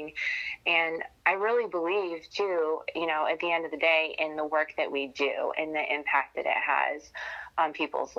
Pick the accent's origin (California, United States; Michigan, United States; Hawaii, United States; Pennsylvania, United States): Michigan, United States; moved away as an adult; also born or lived in Marion, Indiana; now in Indianapolis, United States; home was Michigan when I wasn't in college. So then I moved from Michigan